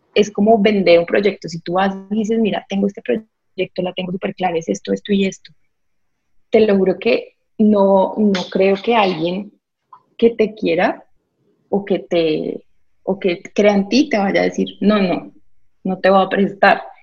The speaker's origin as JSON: {"language": "Spanish", "town": "Villavicencio", "region": "Meta", "country": "Colombia", "tie": "born or raised there", "also_born_or_lived": "Bucaramanga, Santander", "said": "soy de Santander, de Bucaramanga crecí en Villavicencio"}